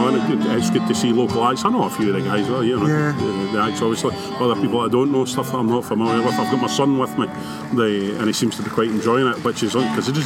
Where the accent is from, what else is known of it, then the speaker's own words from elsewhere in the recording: Lanark, Scotland, United Kingdom; also born or lived in Kirkfieldbank; I live in Tiffle Bank, but born and bred in Lanark. Well, I've been away for a number of years, but I'm back in the area again. So I'm in Tiffle Bank these days.